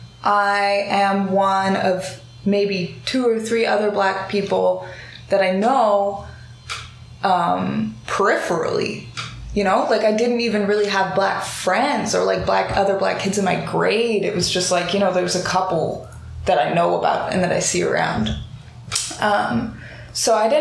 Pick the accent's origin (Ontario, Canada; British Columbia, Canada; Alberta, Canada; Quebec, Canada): British Columbia, Canada; Vancouver; as black girls growing up in Vancouver, myself and my little sister